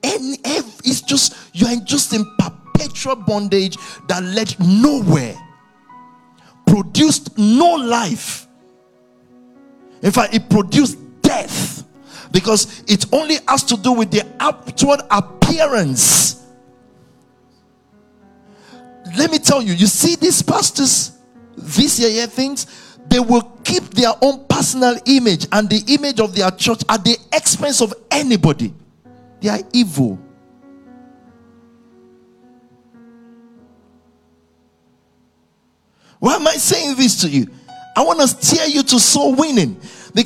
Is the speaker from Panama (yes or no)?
no; Nigeria; 1980, I was born in Nigeria